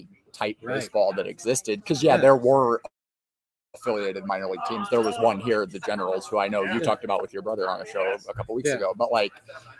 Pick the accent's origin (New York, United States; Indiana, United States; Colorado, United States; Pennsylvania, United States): Indiana, United States; Fort Wayne; I've born and raised in Fort Wayne